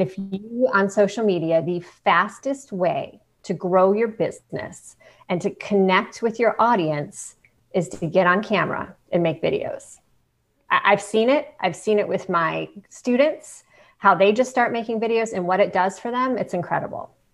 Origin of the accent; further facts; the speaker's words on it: Ohio, United States; moved away; I grew up in Ohio